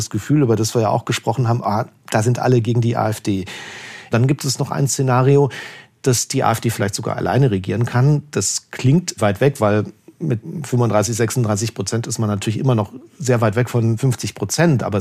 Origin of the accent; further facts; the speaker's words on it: Leipzig, Saxony, Germany; also ich bin, bin selber in Leipzig aufgewachsen, habe die hab vor allem die 90er als sehr prägend in Ostdeutschland äh, erlebt